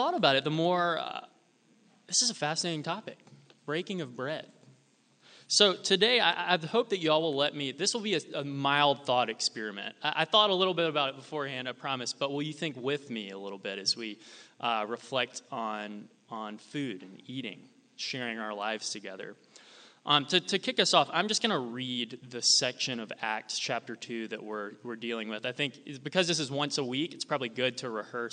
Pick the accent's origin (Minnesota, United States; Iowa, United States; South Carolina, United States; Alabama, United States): South Carolina, United States; Sumter; moved away as an adult; also born or lived in Toronto; now in Charleston, United States; I grew up in Sumter, just, 30 miles down the road